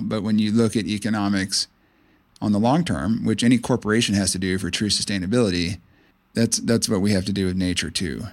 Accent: Clearwater, Florida, United States; I grew up on the Gulf Coast of Florida in Pinellas County near the town of Clearwater

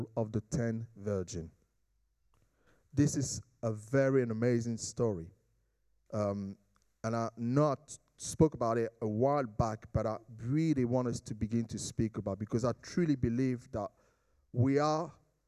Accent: Jamaica; as a Jamaican we say, let God do his thing

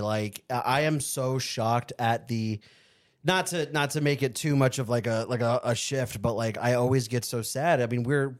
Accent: Arizona, United States; I'm from Arizona.

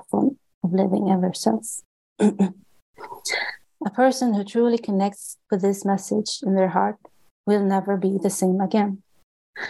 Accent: Sweden; I was born and raised in Sweden, which is one of the most agnostic and atheistic countries on the globe

